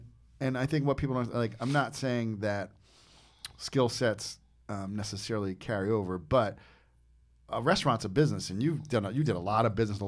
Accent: New Jersey, United States; But like when I grew up in Jersey, I worked with this guy.

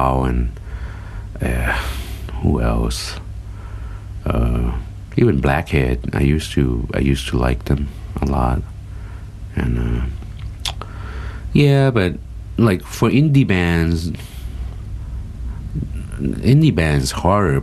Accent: United States; now in Thailand; I grew up in the States

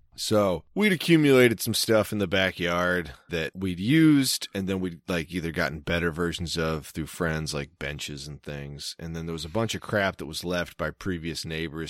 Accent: Maryland, United States; accent: Maryland; my Maryland accent

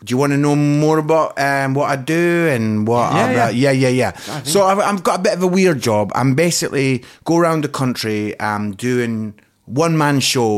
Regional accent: Scotland, United Kingdom; accent: Scottish; Yes, that's my Scottish accent.

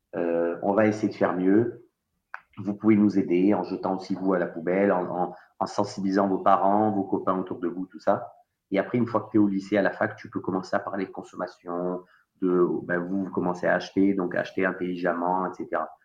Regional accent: Marseille, Provence-Alpes-Côte d'Azur, France; also born or lived in Savoie; en tant que Marseillais

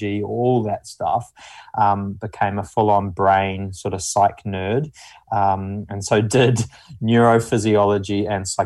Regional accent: New Zealand; accent: mumbly; moved away; I'm initially from New Zealand. You can probably tell from the mumbly accent. So I'm from like a small farming town initially.

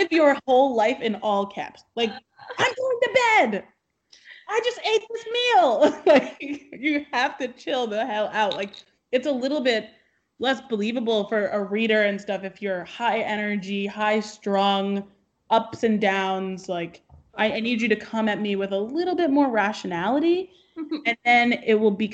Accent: Essex County, New Jersey, United States; someone who is from New Jersey

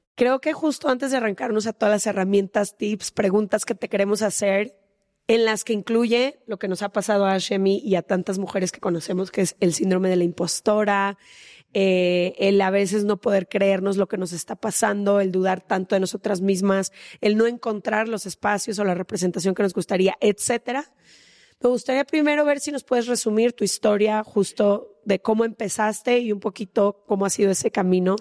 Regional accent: Guadalajara, Jalisco, Mexico; Ash y yo crecimos en Guadalajara

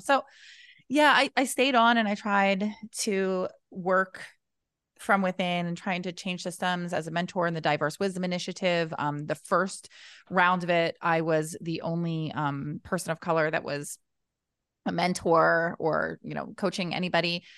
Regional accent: New Jersey, United States; I'm from New Jersey

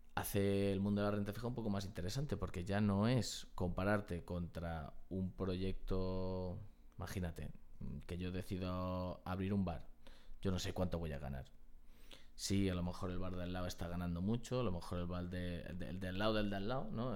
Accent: Spain; los españoles tenemos

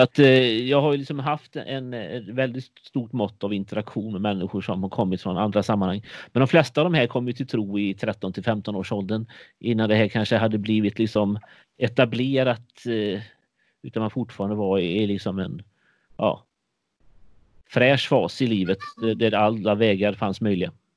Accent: Sjömarken, Västra Götaland, Sweden; mitt ungdomsgäng i Sjömarken utanför Borås på 80-talet där jag växte upp

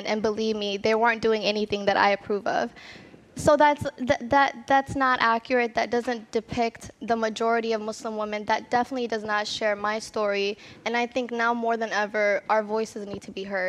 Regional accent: Minnesota, United States; I never saw myself different than other Minnesotans. You know, I was raised there.

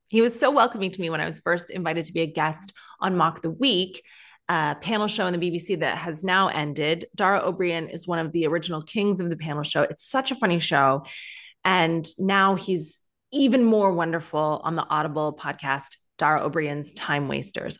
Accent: Canada; moved away as an adult; also born or lived in Ireland (ancestry); now in United Kingdom; when you are, uh, Celtic skinned like me, but grew up in Canada

